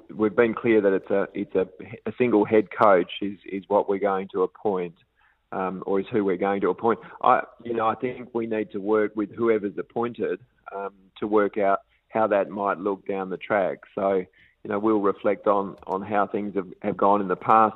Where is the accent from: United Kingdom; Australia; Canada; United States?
Australia; WA, Western Australia; my home state in WA